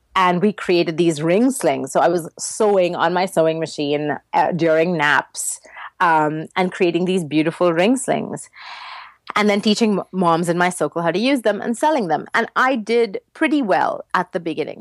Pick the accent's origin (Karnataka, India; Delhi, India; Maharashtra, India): Maharashtra, India; Mumbai; first language English; moved away; I grew up in Mumbai, which used to be called Bombay when I lived there, uh, in India